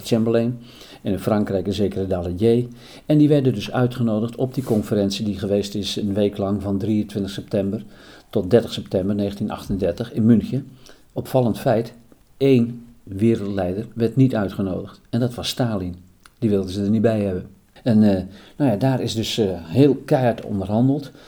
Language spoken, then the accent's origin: Dutch; Putten, Gelderland, Netherlands; bij ons in Putten